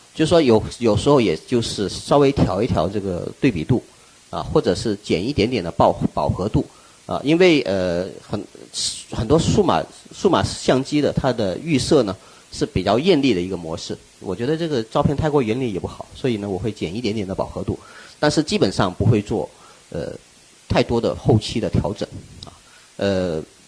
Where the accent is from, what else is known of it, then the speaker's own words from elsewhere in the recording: Wuchuan, Guangdong, China; now in Guangzhou, China; 我的家乡是在湛江，广东湛江 ，呃，吴川，啊，就是一个，呃，海边的一个小渔村，海边的小渔村